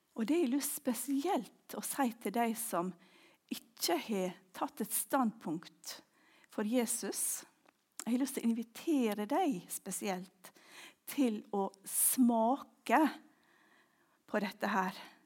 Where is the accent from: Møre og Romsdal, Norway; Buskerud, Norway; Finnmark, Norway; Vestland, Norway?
Møre og Romsdal, Norway; Ulsteinvik; also born or lived in Orre, Klepp; now in Klepp, Norway; hjemme i Ulsteinvik